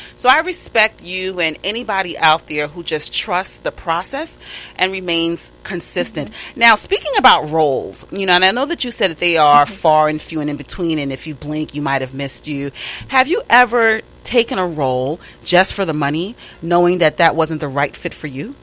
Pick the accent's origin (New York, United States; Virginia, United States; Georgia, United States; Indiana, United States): New York, United States; accent: New York; my New York accent